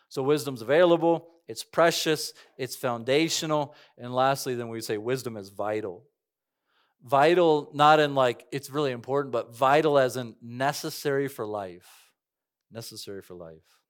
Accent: Cañon City, Colorado, United States; moved away; I grew up right next to the Royal Gorge, worked there all these years.

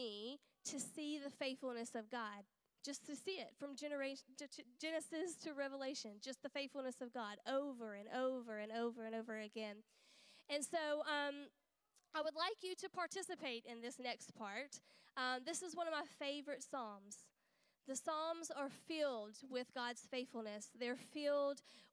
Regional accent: United States; now in United Kingdom; I'm not from here. I'm from America.

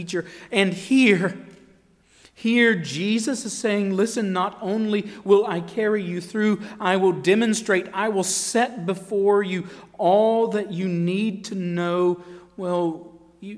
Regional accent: Marshville, North Carolina, United States; I grew up in Marshville, North Carolina.

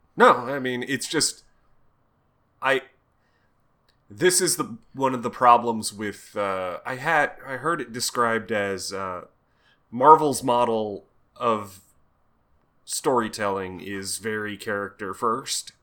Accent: United States; I'm American

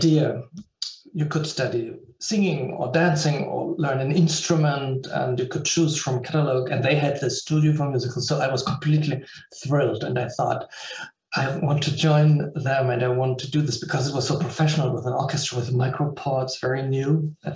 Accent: Berlin, Germany; now in Vienna, Austria; in Berlin at Theater des Westens, in my hometown

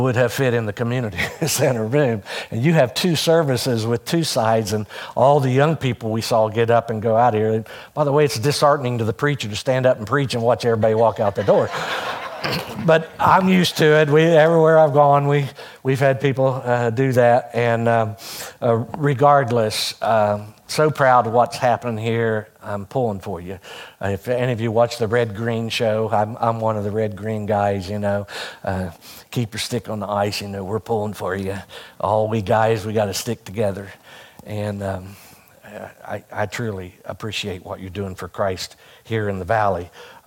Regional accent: Hurricane, West Virginia, United States; moved away as an adult; also born or lived in Ohio; now in West Virginia, United States; I grew up out on Coal Mountain, but I lived just across the Putnam County line. So I went all 12 years of school to Hurricane

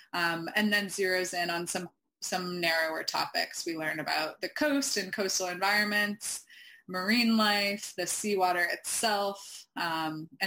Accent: Camden, Maine, United States; in 2018 in Camden, Maine, my hometown

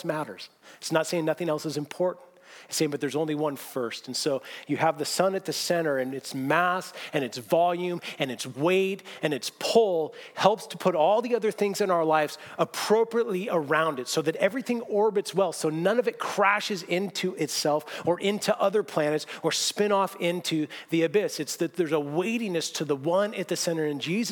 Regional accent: Seattle, Washington, United States; moved away; I grew up in Seattle

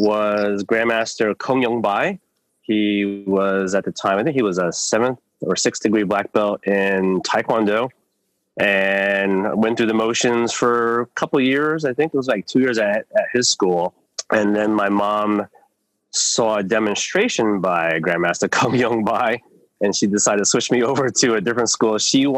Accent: New Jersey, United States; also born or lived in New York City, United States; now in Landisville, United States; Moved out here 1995. From New Jersey, actually a couple miles from Master Malaphite. I grew up in New York City for a while, then we moved out to New Jersey.

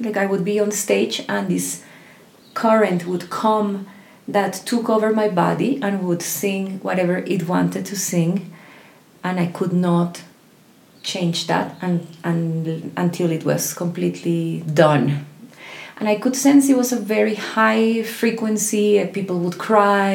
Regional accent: Colombia; I was born in Colombia

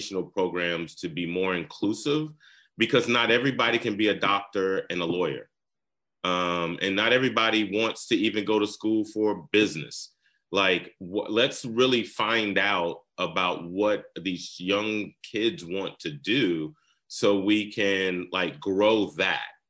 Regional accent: the South, United States; now in Georgia, United States; I grew up in the South

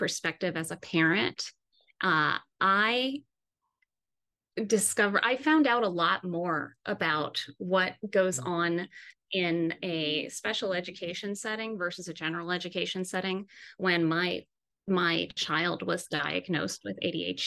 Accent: Jersey City, New Jersey, United States; I am actually a part of a community chorus here in my hometown of Jersey City

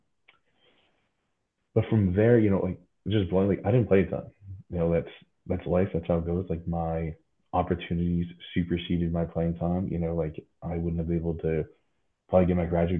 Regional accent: Wrentham, Massachusetts, United States; moved away as an adult; also born or lived in Philadelphia; growing up in New England

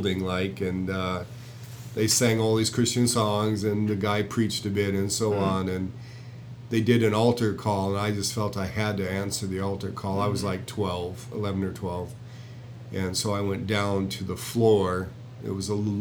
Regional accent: Jamestown, North Dakota, United States; I was born in Jamestown, North Dakota, and I was born there because mother was a patient in a psychiatric institution

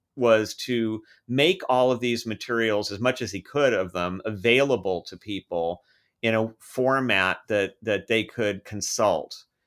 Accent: United States; growing up in American schools

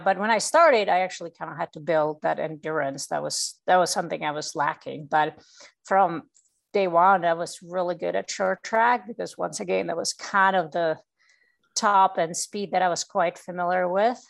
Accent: Czechia; moved away as an adult; now in United States; I come from uh, Czech Republic

